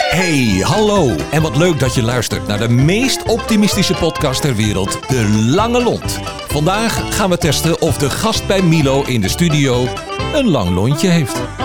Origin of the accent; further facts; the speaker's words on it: Den Helder, North Holland, Netherlands; moved away as an adult; also born or lived in Almelo / Enschede / Alkmaar; twaalf jaar gewoond, daar opgegroeid.